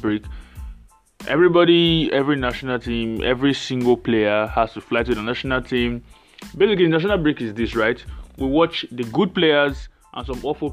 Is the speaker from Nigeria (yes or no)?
yes; Nigeria; I'm Nigerian.